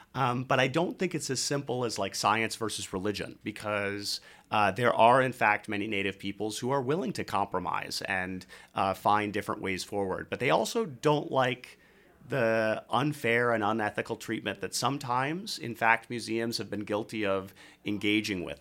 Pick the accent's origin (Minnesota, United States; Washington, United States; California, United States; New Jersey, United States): Minnesota, United States; Red Wing; my hometown in Minnesota, Red Wing, Minnesota